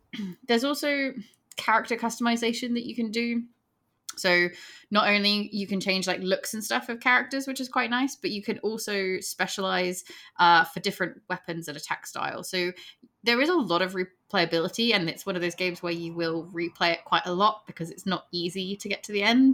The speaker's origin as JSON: {"language": "English", "region": "England", "country": "United Kingdom", "said": "we're English"}